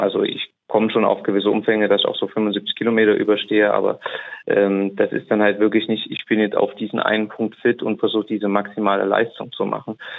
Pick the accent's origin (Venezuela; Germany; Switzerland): Germany; Saarbrücken, Saarland; ich komme aus Saarbrücken, ähm, wohne und lebe da zumindest hauptwohntechnisch noch